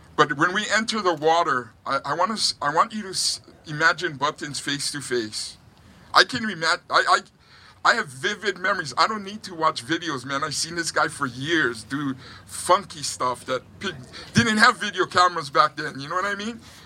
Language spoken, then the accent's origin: English; North Shore, Oahu, Hawaii, United States; now in Huntington Beach, United States; I grew up on the North Shore